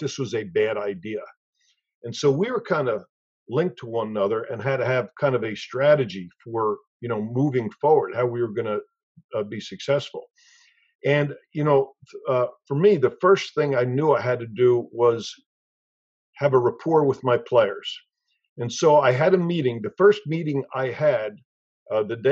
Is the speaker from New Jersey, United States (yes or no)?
yes; Newark, New Jersey, United States; I was born and raised in Newark, New Jersey